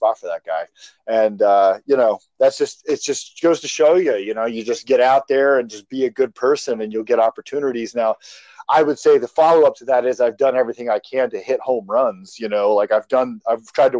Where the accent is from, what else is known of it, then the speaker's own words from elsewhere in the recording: Parkersburg, West Virginia, United States; also born or lived in Ohio area / Chicago; I was technically born in Parkersburg, West Virginia, which is literally on the Ohio River. So I've always kind of lived around in the Ohio area